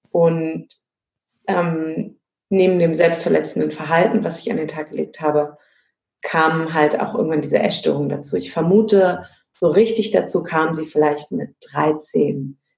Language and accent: German; Berlin, Germany; now in Hamburg, Germany; ich bin in Berlin geboren und habe da auch einen Großteil meines Lebens gelebt, lebe mittlerweile im wunderschönen Hamburg.